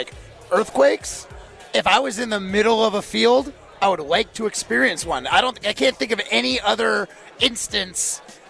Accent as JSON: {"language": "English", "region": "Midwest", "country": "United States", "said": "as a Midwesterner"}